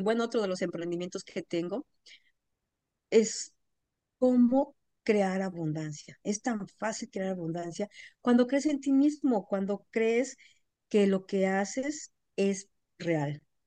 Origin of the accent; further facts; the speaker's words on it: Mexico; moved away as an adult; now in Atlanta, United States; yo soy mexicana, pero vivo en Atlanta, Georgia, desde hace 23 años